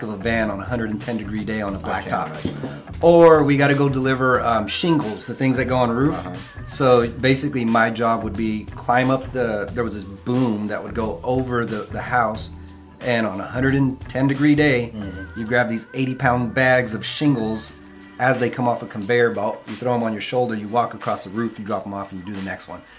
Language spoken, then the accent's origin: English; Visalia, California, United States; also born or lived in Dinuba, California; Born and raised in the Central Valley.